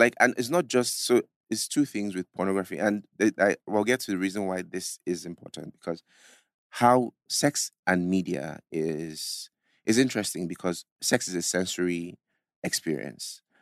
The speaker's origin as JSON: {"language": "English", "country": "Nigeria", "said": "as a Nigerian, even as an African"}